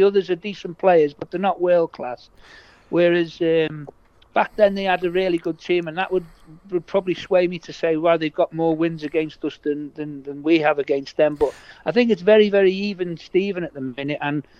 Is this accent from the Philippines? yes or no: no; Liverpool, North West England, United Kingdom; now in Leicester, United Kingdom; I've spent most of my adult life here. But I was born in Liverpool